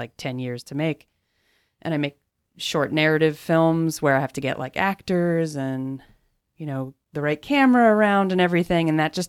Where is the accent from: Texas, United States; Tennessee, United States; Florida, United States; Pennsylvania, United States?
Pennsylvania, United States; Bethlehem; Bethlehem, Pennsylvania.